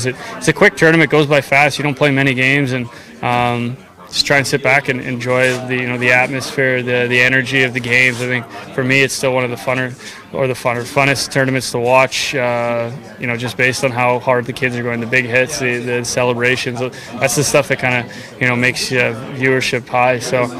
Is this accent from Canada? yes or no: yes; Canada; as a Canadian